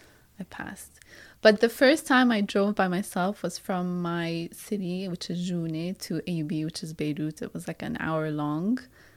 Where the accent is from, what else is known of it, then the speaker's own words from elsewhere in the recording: Riyadh, Riyadh Province, Saudi Arabia; also born or lived in Lebanon; So basically, I was born in Lebanon, but 2 weeks later, I went back to Riyadh, Saudi Arabia. That's where I grew up because my father was working there.